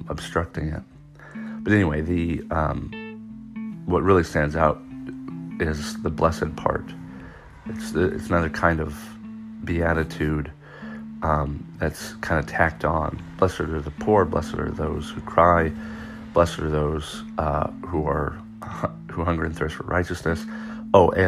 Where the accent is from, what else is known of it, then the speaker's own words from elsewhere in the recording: United States; as an American